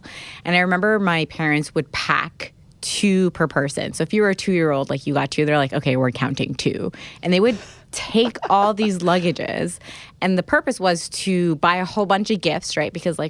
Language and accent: English; Alexandria, Alexandria Governorate, Egypt; moved away; And I think it really hurt the most when I moved away from Egypt. I remember we had like a super early flight out of Cairo, so we had to leave Alexandria.